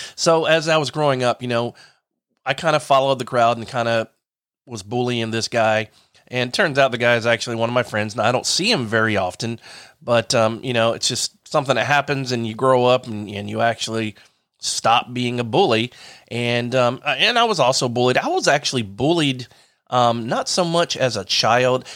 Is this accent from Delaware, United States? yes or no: yes; Delaware, United States; now in Lakeland, United States; I'm from Delaware.